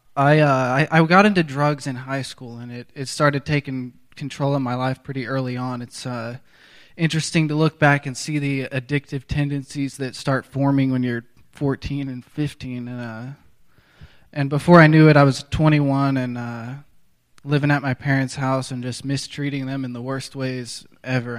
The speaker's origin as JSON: {"language": "English", "town": "Tulsa", "region": "Oklahoma", "country": "United States", "said": "I'm from Tulsa, Oklahoma"}